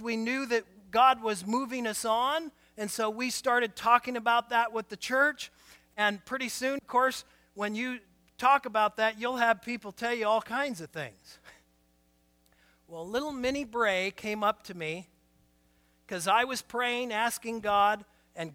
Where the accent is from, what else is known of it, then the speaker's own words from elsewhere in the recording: Portland, Oregon, United States; moved away as an adult; also born or lived in Winlock, Washington; I was born and raised in Portland